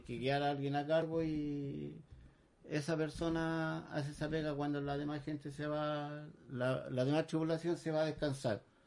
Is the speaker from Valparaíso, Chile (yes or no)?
yes; San Antonio, Valparaíso, Chile; yo soy nacido y criado acá en San Antonio